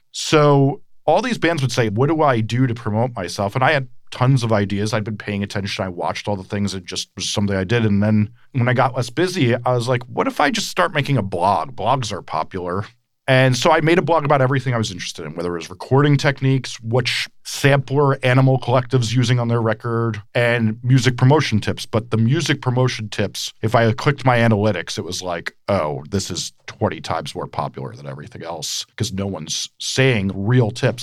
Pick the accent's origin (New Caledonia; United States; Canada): United States; Montclair, New Jersey; I grew up right outside New York City in Montclair, New Jersey